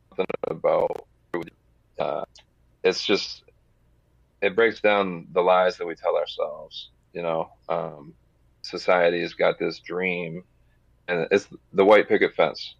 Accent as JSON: {"language": "English", "region": "New Hampshire", "country": "United States", "tie": "born or raised there", "said": "growing up in New Hampshire, I uh, lived in one of the larger cities"}